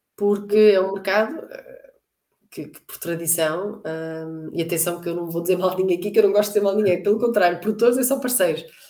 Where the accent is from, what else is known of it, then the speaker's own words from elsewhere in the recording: Norte, Portugal; also born or lived in Beira Baixa / China; eu sou do norte, não? É? quer dizer, tenho uma costela, porque a minha, a minha mãe é da Beira